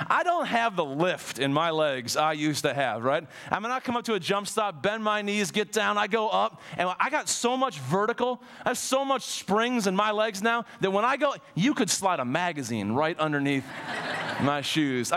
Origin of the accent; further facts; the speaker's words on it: Ohio, United States; moved away; I grew up in Ohio